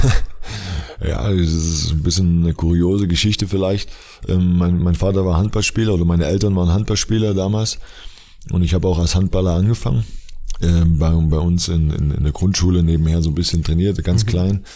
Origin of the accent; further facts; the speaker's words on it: Dresden, Saxony, Germany; moved away; also born or lived in Leverkusen; ich komme aus Dresden ursprünglich